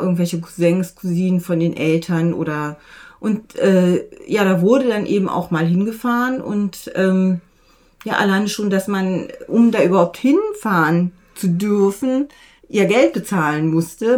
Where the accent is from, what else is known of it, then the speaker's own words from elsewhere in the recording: Untereichsfeld, Lower Saxony, Germany; ich komme aus, äh, aus dem Unterreichsfeld, also Duderstadt ist da äh, die, ja, die, die zentrale Stadt